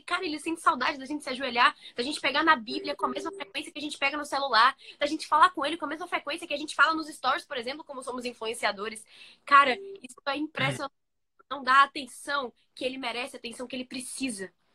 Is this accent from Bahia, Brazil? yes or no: yes; Bahia, Brazil; eu que sou da Bahia